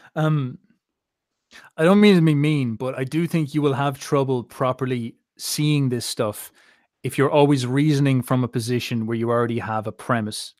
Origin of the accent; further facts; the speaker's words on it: Ireland; as an Irishman